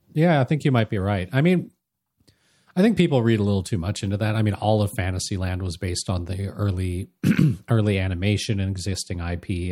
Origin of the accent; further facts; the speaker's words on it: Anaheim, California, United States; as kids growing up near Disneylanders